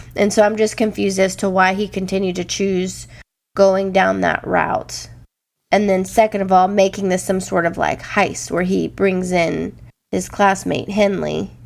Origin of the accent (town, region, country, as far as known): Louisiana, United States; born or raised there; also born or lived in Iowa